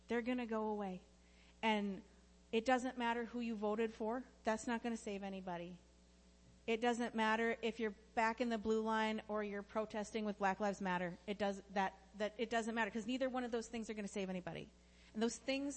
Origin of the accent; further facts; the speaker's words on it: United States; I'm incredibly thankful to be an American